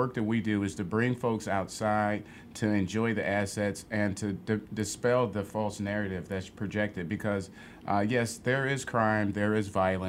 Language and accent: English; Chicago, Illinois, United States; growing up in Chatham on the South Side